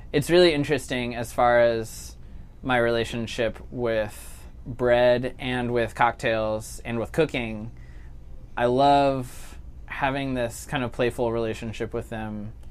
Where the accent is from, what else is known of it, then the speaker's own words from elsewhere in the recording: Chicago, Illinois, United States; also born or lived in New York City; now in Jackson, United States; I grew up in Chicago and lived in New York City for a while